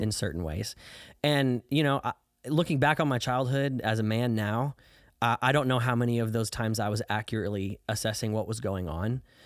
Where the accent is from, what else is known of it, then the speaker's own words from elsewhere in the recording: southern Illinois, United States; now in Dallas, United States; I grew up in southern Illinois, about seventy miles southeast of Saint Louis, Missouri.